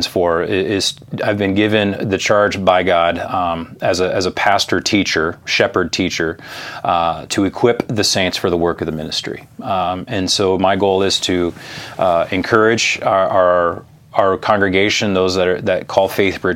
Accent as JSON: {"language": "English", "area": "West Coast", "region": "California", "country": "United States", "tie": "born or raised there", "said": "I grew up on the West Coast, California"}